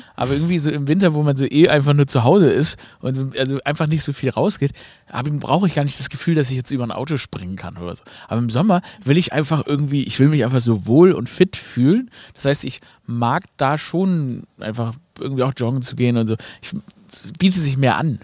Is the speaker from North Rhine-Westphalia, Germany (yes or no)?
no; Stuttgart, Baden-Württemberg, Germany; accent: Swabian; wenn man, wie ich, im Schwabenland, in Stuttgart geboren wurde